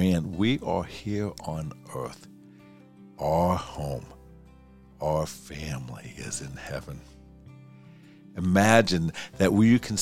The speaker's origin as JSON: {"language": "English", "town": "Pittsburgh", "region": "Pennsylvania", "country": "United States", "tie": "born or raised there", "said": "We grew up in Pittsburgh"}